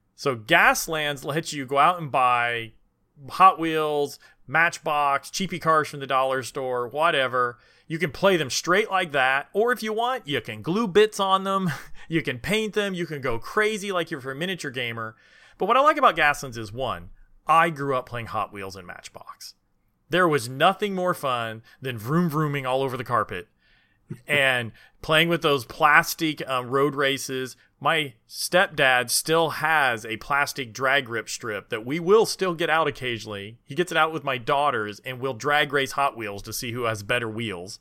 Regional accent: Indiana, United States; I grew up in Indiana

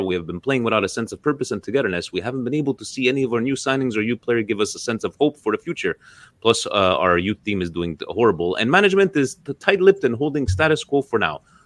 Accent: Canada; my home country of Canada

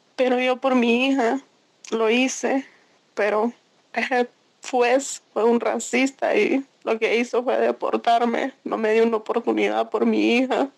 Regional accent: San Pedro Sula, Cortés, Honduras; moved away as an adult; also born or lived in San Luis, Santa Bárbara, Honduras; nací en San Luis, Santa Bárbara. Mi mamá me llevó recién nacida para San Pedro

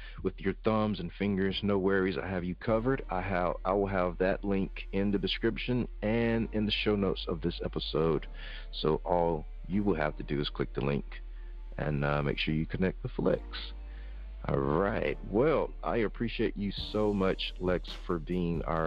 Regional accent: Mississippi, United States; I'm from Mississippi

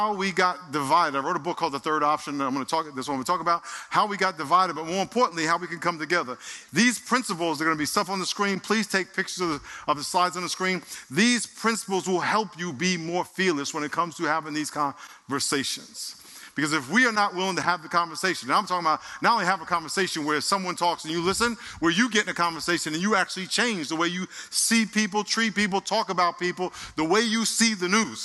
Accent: Nassau County, New York, United States; now in San Diego, United States; where I lived in Nassau County

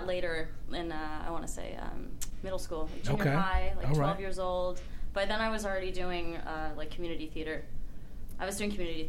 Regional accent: East Bay, Bay Area, California, United States; I grew up in the Bay Area.

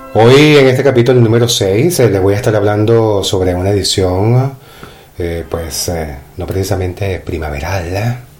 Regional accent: Venezuela; now in Tenerife, Spain; yo como venezolano que soy

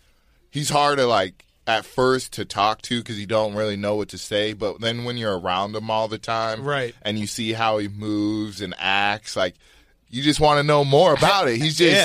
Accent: Reno, Nevada, United States; moved away as an adult; also born or lived in Utah; I kind of got all my party system growing up in Nevada.

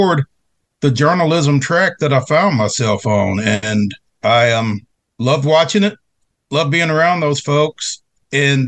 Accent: Franklin, Tennessee, United States; growing up in Franklin

